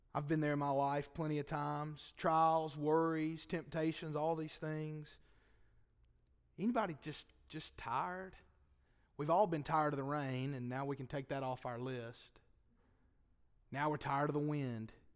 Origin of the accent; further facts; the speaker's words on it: Boaz, Alabama, United States; I'm from Boaz